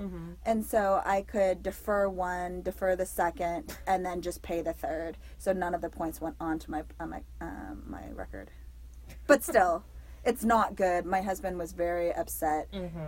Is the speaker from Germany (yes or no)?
yes; Germany; So I grew up in Europe. And specifically in a country that didn't have speed limits.